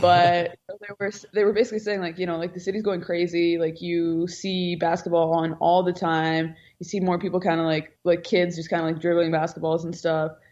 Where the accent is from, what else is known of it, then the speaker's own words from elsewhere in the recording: Edmonton, Alberta, Canada; growing up in Edmonton